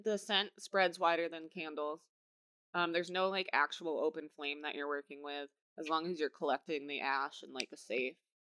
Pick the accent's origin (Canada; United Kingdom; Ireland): Ireland; I'm Irish.